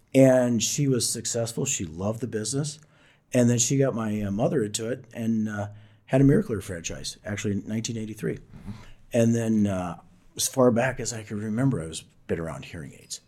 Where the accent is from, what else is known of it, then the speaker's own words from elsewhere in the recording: Southern Illinois, United States; I come from Southern Illinois, Illinois, a small coal mining town